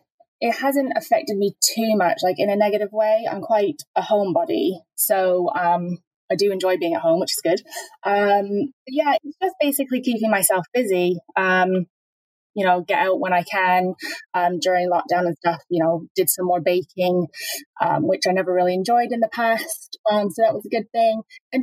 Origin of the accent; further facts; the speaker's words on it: Norwich, East of England, United Kingdom; also born or lived in Canada; I think I'm originally from Norwich and then living in Canada for over 20 years.